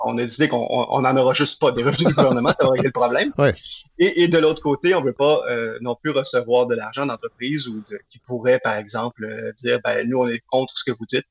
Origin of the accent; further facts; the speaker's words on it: Montreal, Quebec, Canada; je viens de Villemard